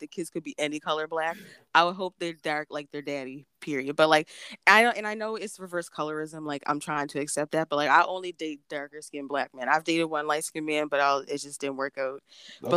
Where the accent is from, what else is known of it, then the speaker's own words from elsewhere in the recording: Canada; just Canada